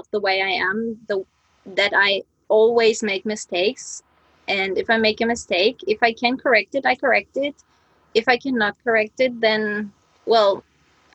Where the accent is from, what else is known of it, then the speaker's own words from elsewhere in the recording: East Germany, Germany; moved away as an adult; now in Japan; I'm from Germany, that's right, but I'm from East Germany